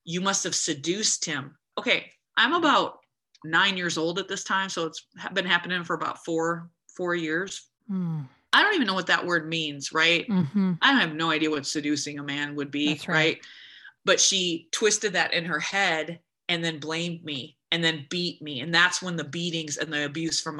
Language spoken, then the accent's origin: English; United States; I'm an American girl.